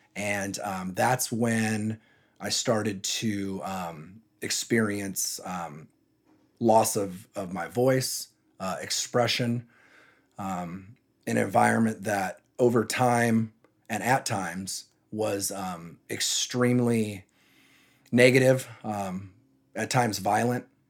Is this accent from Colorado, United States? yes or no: no; San Jose, California, United States; also born or lived in Texas / Santa Cruz; I was born in San Jose, as I mentioned earlier, I'm from the San Jose area.